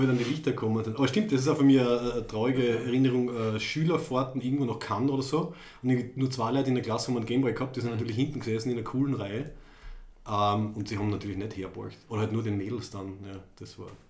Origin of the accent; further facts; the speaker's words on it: Graz, Styria, Austria; Wir sind aus Graz in Österreich